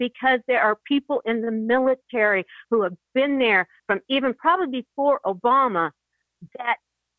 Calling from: Kansas, United States; I'm calling from Kansas.

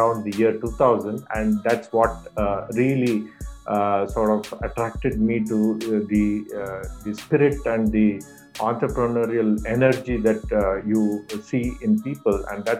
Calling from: Bangalore, Karnataka, India; I'm calling in from Bangalore, India, the Silicon Valley capital of India.

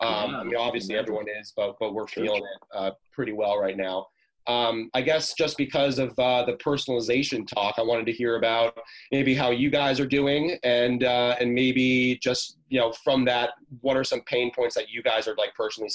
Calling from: Orlando, Florida, United States; I'm calling in from Orlando, Florida.

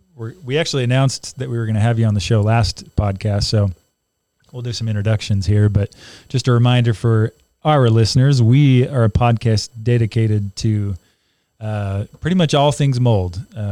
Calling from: Layton, Utah, United States; And …, and I'm coming from Layton, Utah

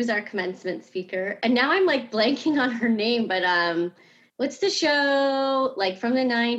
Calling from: Lake Mary, Florida, United States; I am in Lake Mary, Florida.

